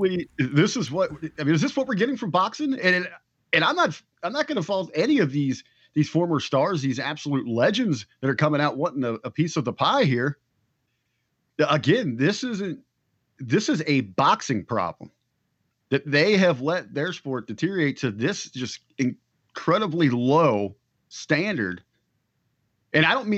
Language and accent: English; Harrison, Ohio, United States; moved away; I'm here visiting my hometown of Harrison, Ohio